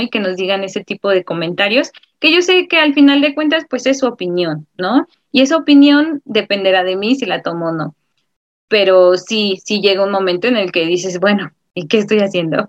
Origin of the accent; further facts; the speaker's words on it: Mexico; como ciudadano y como mexicano